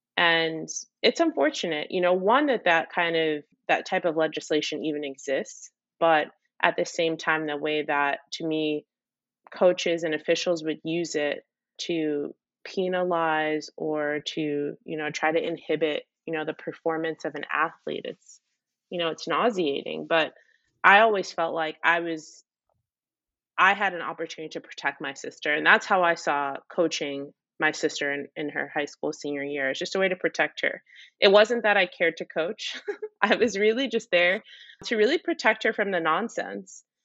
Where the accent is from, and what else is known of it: Maplewood, New Jersey, United States